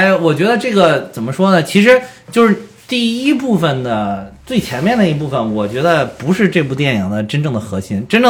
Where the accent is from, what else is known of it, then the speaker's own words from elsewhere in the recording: China; 当然我们中国人拍的电影，当然要突出我们中国人最后发挥了很关键的作用